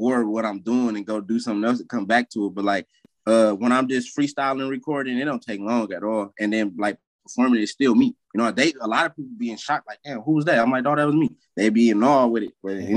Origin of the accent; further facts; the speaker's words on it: Detroit, Michigan, United States; also born or lived in California; I'm from Southwest. Like, I'm from between Warren and McGraw. Like, if y'all ever seen McGraw Ave, that's my neighborhood that I grew up